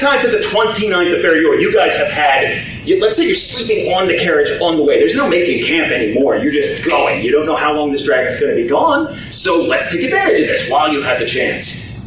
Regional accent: New Jersey, United States; I come from New Jersey

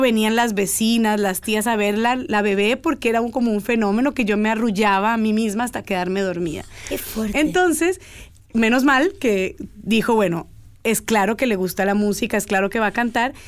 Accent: Cali, Valle del Cauca, Colombia; moved away; also born or lived in Girardot, Colombia / United States; Viví un año de mi vida en Girardot, crecí en Cali

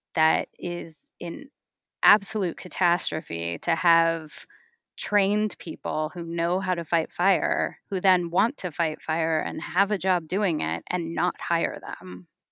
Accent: California, United States; I grew up in California

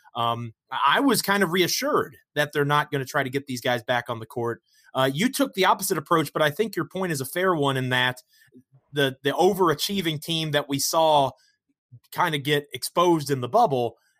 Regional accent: Virginia, United States; I'm from Virginia

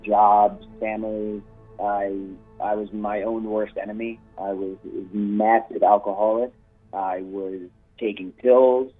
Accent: Long Island, New York, United States; I'm born and raised in New York from Long Island

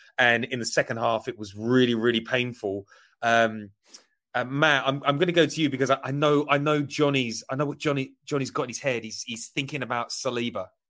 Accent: Essex, East of England, United Kingdom; moved away; I, I grew up in Essex

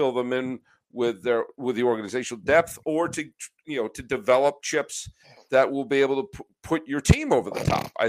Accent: New England, United States; I grew up in New England as a big Red Sox fan

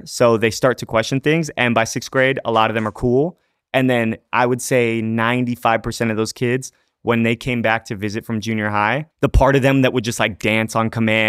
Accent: Fullerton, California, United States; born or raised there

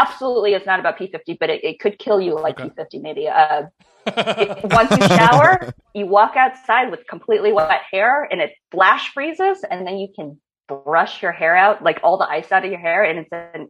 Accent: Minnesota, United States; also born or lived in China / Alabama / New York; now in Los Angeles, United States; I moved from Alabama to Minnesota when I was like second grade or something. So my time spent in the South was very limited.

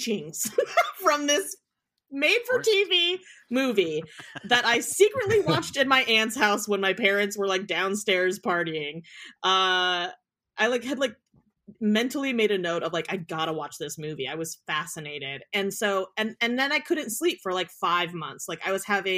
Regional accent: Willamette Valley, Oregon, United States; I grew up in the Willamette Valley

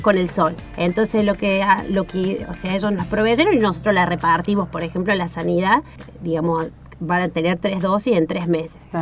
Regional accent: Córdoba, Argentina; moved away as an adult; now in Esperanza Base, Antarctica; soy de la provincia de Córdoba, ahí nací, estudié en la Universidad Nacional de Córdoba

